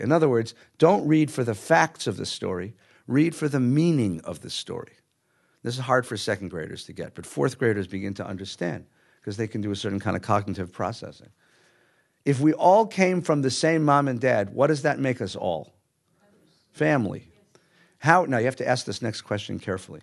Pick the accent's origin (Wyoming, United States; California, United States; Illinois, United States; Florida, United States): California, United States; Los Angeles; I grew up in Los Angeles as a kid.